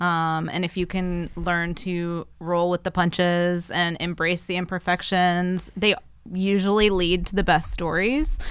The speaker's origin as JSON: {"language": "English", "region": "the South", "country": "United States", "tie": "born or raised there", "said": "growing up in the South where I did"}